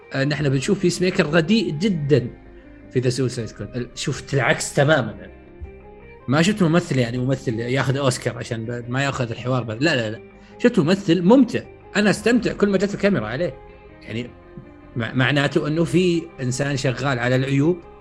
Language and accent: Arabic; Saudi Arabia; عندنا في السعوديه